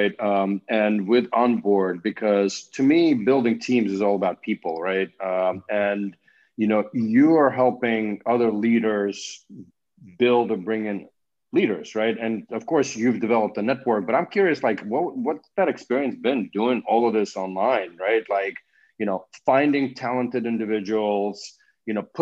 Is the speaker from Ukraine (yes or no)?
yes; Ukraine; moved away; I'm from Ukraine